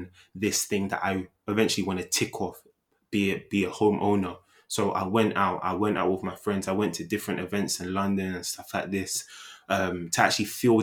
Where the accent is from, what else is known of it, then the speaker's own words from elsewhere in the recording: Nigeria; I'm Nigerian.